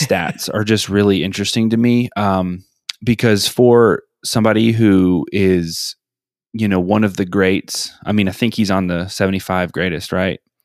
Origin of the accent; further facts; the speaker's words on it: Atlanta, Georgia, United States; I'm from Atlanta